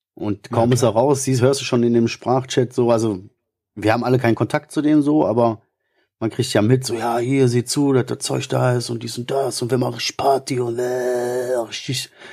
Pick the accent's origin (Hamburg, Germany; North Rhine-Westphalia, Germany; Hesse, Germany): North Rhine-Westphalia, Germany; Ruhr area; ich kann nur Kodderschnauze, also ich bin Ruhrpottler